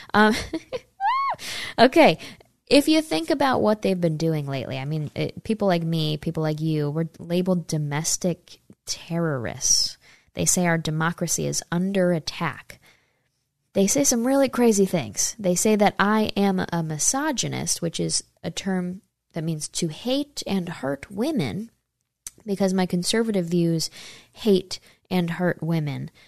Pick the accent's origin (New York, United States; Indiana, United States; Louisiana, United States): New York, United States; I'm from New York State